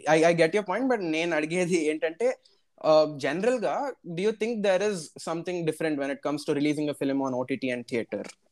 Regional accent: Hyderabad, Telangana, India; నేను నాది హైదరాబాద్

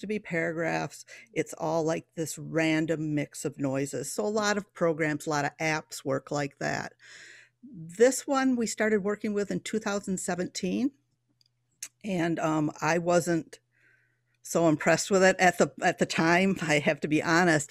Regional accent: Coopersville, Michigan, United States; now in Harvard, Illinois, United States; I was born and bred in Polston Township, um, Coopersville, Michigan

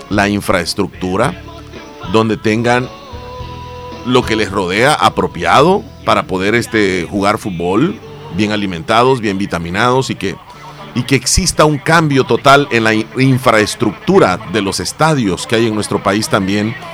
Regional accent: El Salvador; Y quisiera que las cosas fueran diferentes, pues como todo salvadoreño.

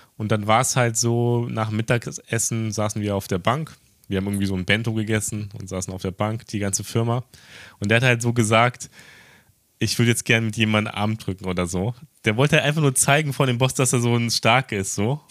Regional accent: Germany; now in Tokyo, Japan

